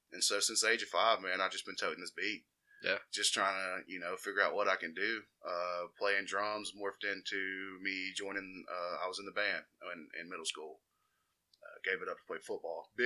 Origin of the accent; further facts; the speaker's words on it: Jasper, Alabama, United States; I grew up on the outskirts of Jasper, in between Jasper and Cordova. Um, Cordova Cutoff Road, man. I'm out here repping uh, the midsection out there, right by Enterprise.